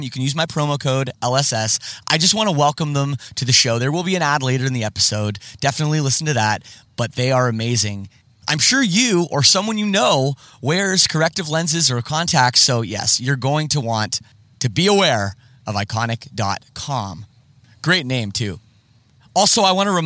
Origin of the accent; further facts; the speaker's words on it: Oakville, Ontario, Canada; I grew up in Oakville, Ontario